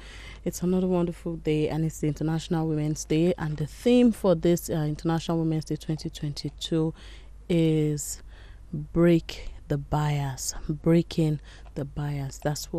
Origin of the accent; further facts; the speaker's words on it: Nigeria; you know, talking about as a Nigerian woman, you know, you cannot